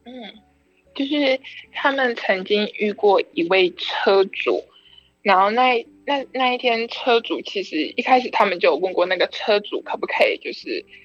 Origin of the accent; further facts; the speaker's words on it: Tainan, Taiwan; 因为我是台南人